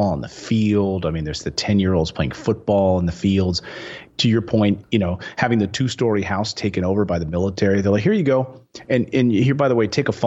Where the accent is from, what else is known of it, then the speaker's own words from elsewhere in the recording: Philadelphia, Pennsylvania, United States; also born or lived in Reading, Pennsylvania / Pittsburgh, Pennsylvania / Bluefield, West Virginia / New York City; I grew up in Philadelphia area and then moved to Reading, Pennsylvania.